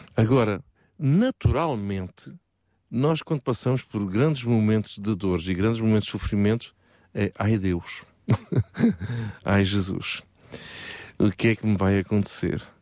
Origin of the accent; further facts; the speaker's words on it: Portugal; Todos nós, como bons portugueses